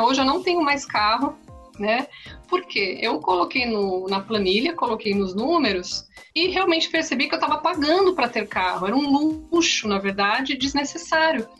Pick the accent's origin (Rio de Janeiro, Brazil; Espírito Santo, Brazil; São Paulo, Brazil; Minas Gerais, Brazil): São Paulo, Brazil; Santos; eu sou aqui da cidade de Santos